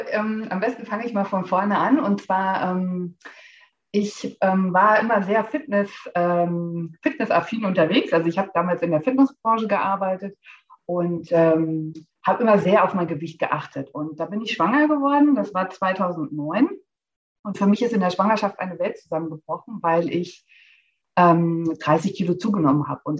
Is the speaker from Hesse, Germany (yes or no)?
yes; Hesse, Germany; Ich bin 41 Jahre alt, alleinerziehende Mama aus der Nähe von Frankfurt